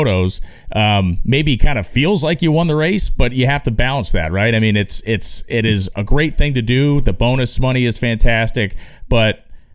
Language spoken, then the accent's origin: English; East Coast, United States; as an East Coast guy